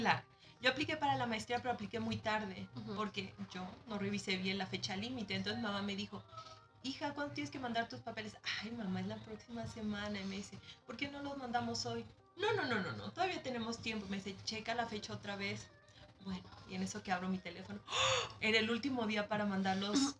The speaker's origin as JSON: {"language": "Spanish", "country": "Mexico", "also_born_or_lived": "Leipzig, Germany", "moved": "as an adult", "lives_now": "Germany", "said": "vengo de México"}